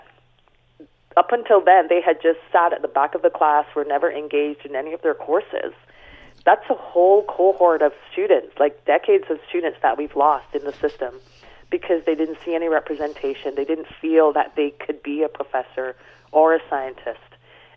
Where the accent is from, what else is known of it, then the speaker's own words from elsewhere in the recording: Barbados; I was born and raised in Barbados